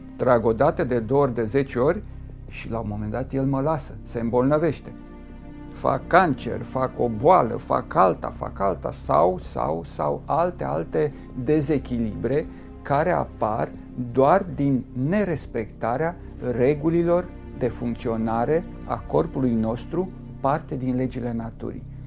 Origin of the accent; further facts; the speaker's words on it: Romania; m-am născut în România și sunt creștin ortodox